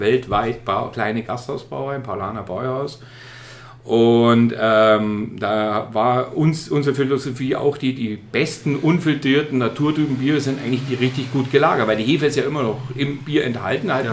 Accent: Starnberg, Bavaria, Germany; moved away as an adult; also born or lived in Munich; now in Bamberg, Germany; komme aus Starnberg, also kein gebürtiger Oberfranke

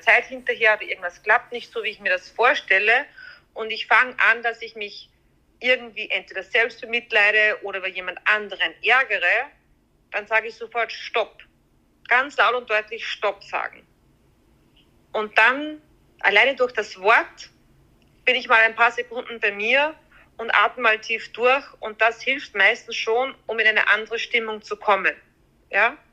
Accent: Austria; bei uns in Österreich

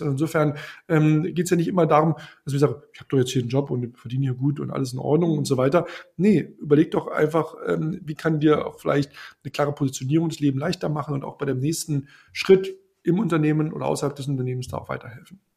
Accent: Brandenburg, Germany; now in Berlin, Germany; Ich komme ja aus, aus Brandenburg ursprünglich

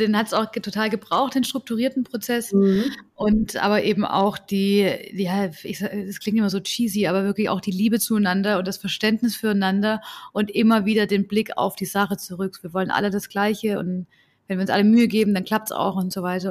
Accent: Southern Germany, Germany; Dann sage ich, ja, aus, aus Süddeutschland

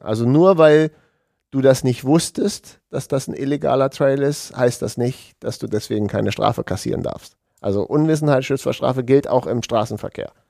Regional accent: Hanover region, Lower Saxony, Germany; es ist ja auch meine Heimat

